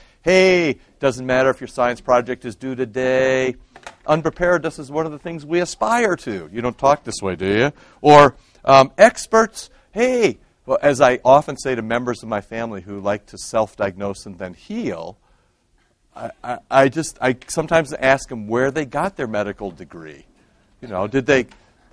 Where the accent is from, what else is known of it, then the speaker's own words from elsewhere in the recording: Iowa, United States; moved away; growing up in Iowa